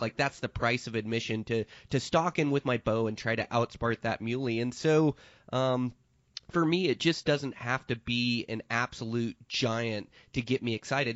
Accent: Montana, United States; my home state of Montana in eastern Montana

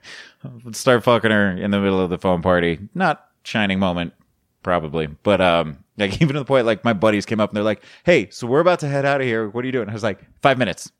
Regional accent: Colorado, United States; now in Florida, United States; I'm from Colorado. I'm living in Florida

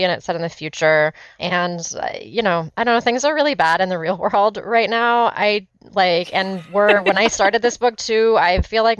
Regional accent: California, United States; I'm from California

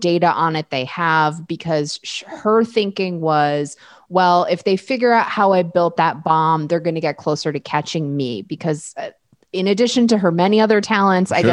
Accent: New York, United States; I grew up in New York

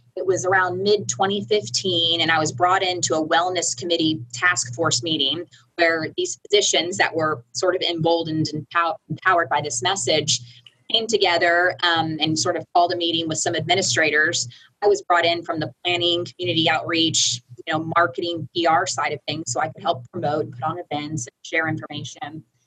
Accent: Orlando, Florida, United States; moved away as an adult; also born or lived in Tennessee; now in Midland, United States; I'm from Orlando, Florida.

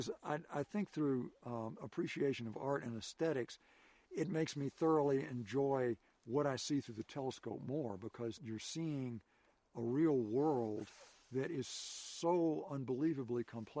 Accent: Nashville, Tennessee, United States; now in Central Idaho, United States; I grew up in Nashville

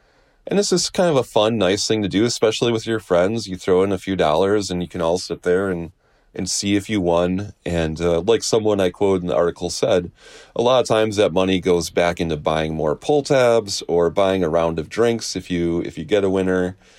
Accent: Wisconsin, United States; I was born and raised in Wisconsin

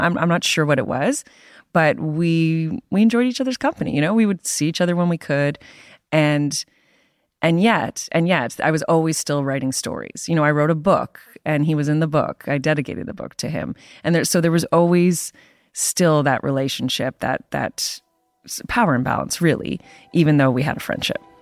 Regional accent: Canada; being a Canadian, working for the Toronto Star

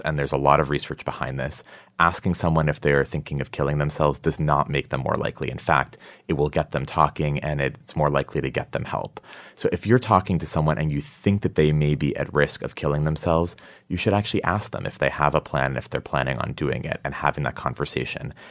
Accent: Massachusetts, United States; now in New York, United States; I'm from Massachusetts

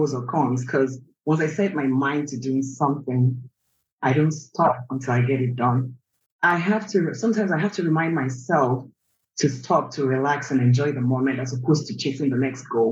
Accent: Nigeria; moved away as an adult; also born or lived in Anambra State; now in United States; raised in Nigeria. I moved to the US in 2010

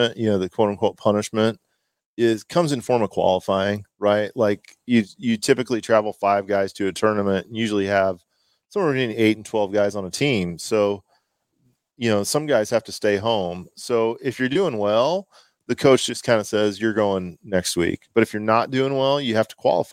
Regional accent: Omaha, Nebraska, United States; born or raised there

